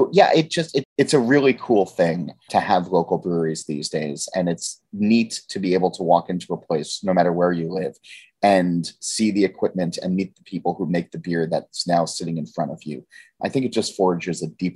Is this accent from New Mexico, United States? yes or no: no; New Jersey, United States; I'm from Jersey